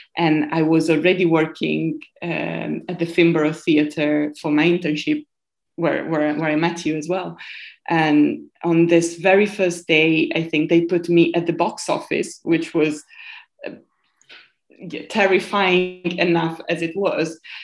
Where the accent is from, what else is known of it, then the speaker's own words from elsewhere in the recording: Piumazzo, Emilia-Romagna, Italy; English is a second language; moved away as an adult; now in London, United Kingdom; I come from a very, very small town, which I really want to name Piumazzo, which is between Modena and Bologna, which is in the north of Italy